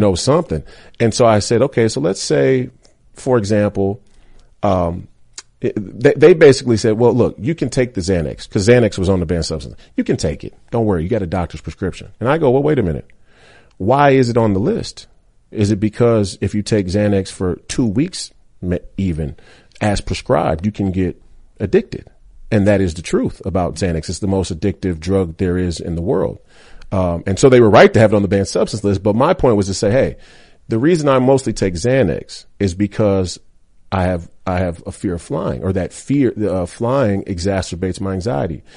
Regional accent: Minneapolis, Minnesota, United States; I went to the University of Minnesota, which is in my hometown

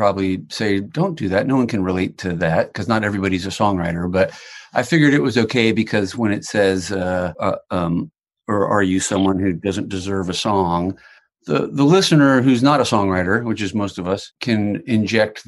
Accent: Virginia, United States; moved away as an adult; now in Los Angeles, United States; I grew up in Virginia and I drove across the country when I was 24

